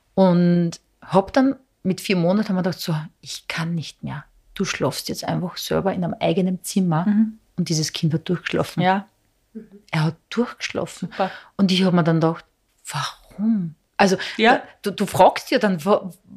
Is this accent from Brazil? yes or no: no; Serbia; now in Austria; Ich bin ja von Serbien orthodox ja. und wir leben in Österreich